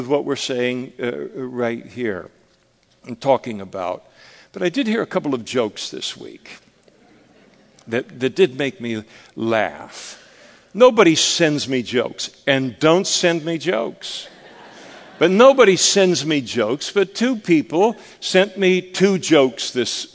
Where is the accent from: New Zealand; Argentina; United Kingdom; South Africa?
United Kingdom; Scotland; I'm a Scot